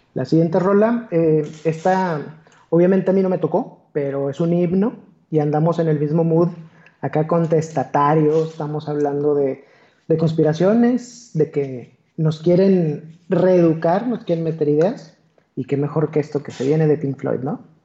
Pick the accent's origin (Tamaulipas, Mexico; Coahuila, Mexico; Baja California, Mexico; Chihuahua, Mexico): Coahuila, Mexico; Torreón; accent: golpeado; soy de Torreón. Hablo como bien golpeado